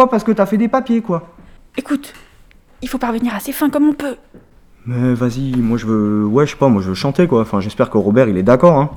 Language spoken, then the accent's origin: French; Bazoches-les-Gallerandes, Centre-Val de Loire, France; Moi, je viens de Bazoches. Bazoches, les Galerandes.